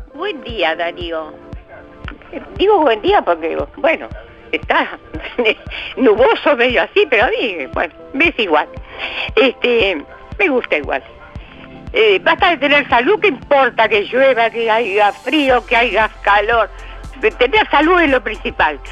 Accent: Colonia, Uruguay; somos también departamento de Colonia

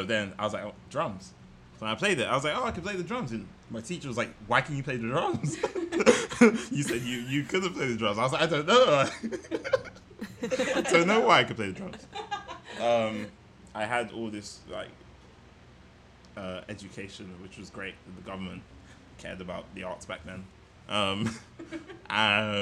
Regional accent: London, United Kingdom; I'm from London. Born in London, raised in London. Parents are from the Caribbean.

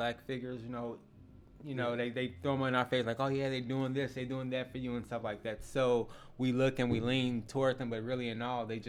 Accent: Chicago, Illinois, United States; now in Springfield, United States; growing up in Chicago.

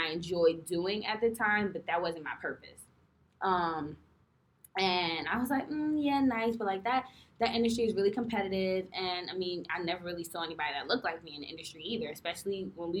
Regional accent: New York City, New York, United States; I'm from New York City

